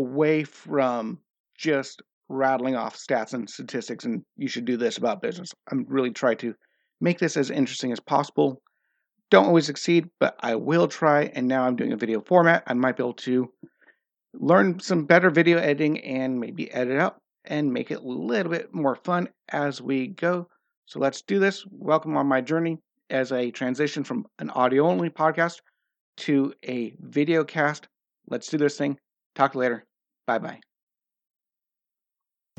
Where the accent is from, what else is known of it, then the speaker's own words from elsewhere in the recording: United States; now in Norway; I'm an American